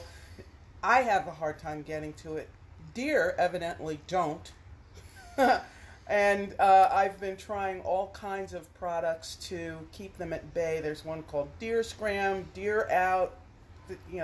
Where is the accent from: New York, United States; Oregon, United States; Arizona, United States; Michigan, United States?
New York, United States; New York City; also born or lived in Connecticut; now in Pittsburgh, United States; I grew up in Brooklyn, New York